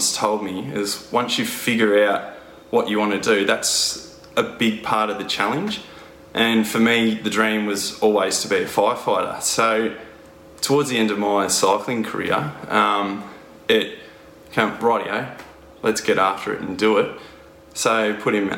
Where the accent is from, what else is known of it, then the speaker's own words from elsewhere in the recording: Horsham, Victoria, Australia; born and bred in the Wimmera, which is Horsham in country Victoria